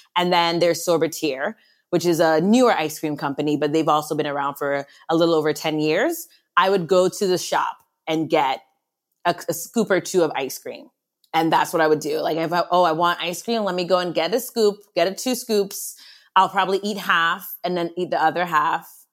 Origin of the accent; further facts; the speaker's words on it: U.S. Virgin Islands; born and raised in St. Croix in the Virgin Islands